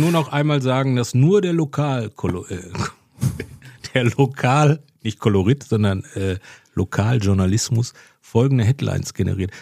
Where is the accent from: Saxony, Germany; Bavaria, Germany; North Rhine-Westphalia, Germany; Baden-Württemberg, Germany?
North Rhine-Westphalia, Germany; Bochum; also born or lived in Mülheim an der Ruhr; ich komme ja aus Bochum